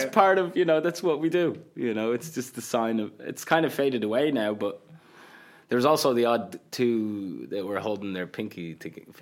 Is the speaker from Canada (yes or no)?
no; Qatar; English is a second language; Like I grew up telling people I come from Qatar, they had no idea what it was.